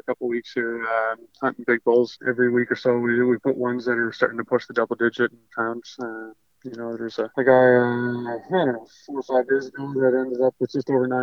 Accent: Nova Scotia, Canada; moved away as an adult; also born or lived in Lake Louise; now in Golden, Canada; I grew up in Nova Scotia

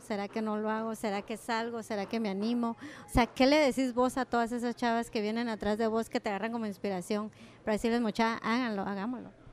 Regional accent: Guatemala; moved away; del país que nos dio nacer

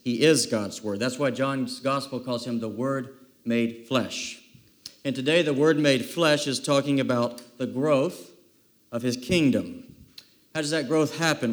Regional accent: South Carolina, United States; many, many summers growing up in South Kakalaki also known as South Carolina

